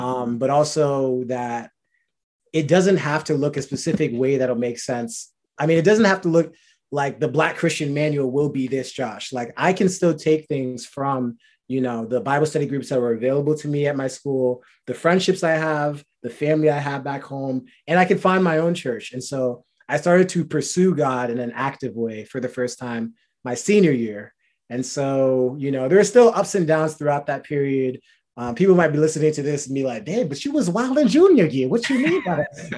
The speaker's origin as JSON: {"language": "English", "town": "New Rochelle", "region": "New York", "country": "United States", "also_born_or_lived": "Boston", "lives_now": "Long Island, United States", "said": "I'm from New Rochelle, New York, but I went to school in Boston and now I live in Long Island."}